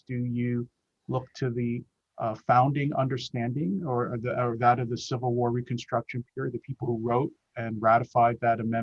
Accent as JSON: {"language": "English", "region": "Pennsylvania", "country": "United States", "said": "I'm from Pennsylvania and I'm a member of the bar"}